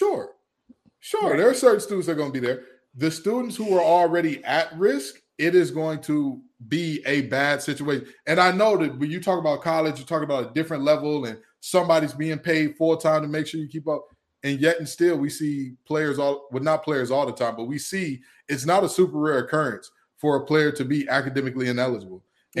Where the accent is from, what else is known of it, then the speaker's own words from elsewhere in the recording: Detroit, Michigan, United States; I have oceanfront property for you in my hometown of Detroit, Michigan.